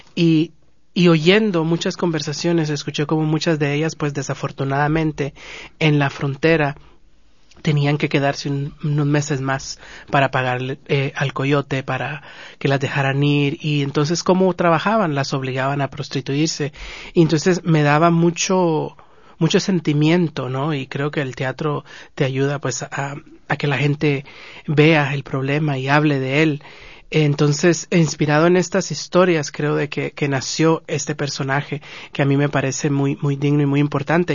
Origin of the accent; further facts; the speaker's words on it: Guatemala; now in Los Angeles, United States; Nosotros como guatemaltecos